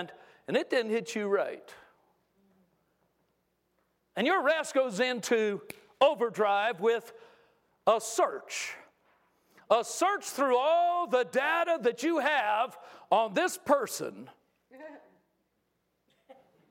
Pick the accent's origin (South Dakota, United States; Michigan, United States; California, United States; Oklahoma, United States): California, United States; I grew up in California